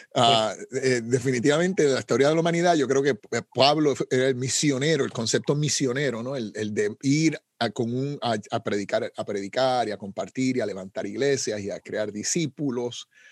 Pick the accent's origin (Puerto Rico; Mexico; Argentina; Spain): Puerto Rico; Como decimos en Puerto Rico, saben cómo se bate el cobre, ¿no? Eso es una expresión puertorriqueña